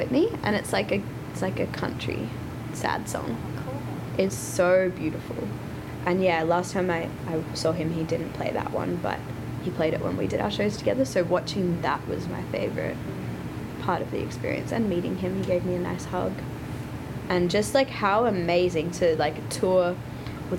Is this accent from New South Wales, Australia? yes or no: no; Brisbane, Queensland, Australia; moved away as an adult; now in Los Angeles, United States; I'm from Brisbane